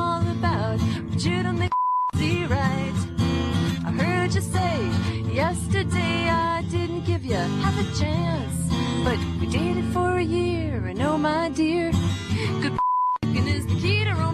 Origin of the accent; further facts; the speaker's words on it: United States; I'm from America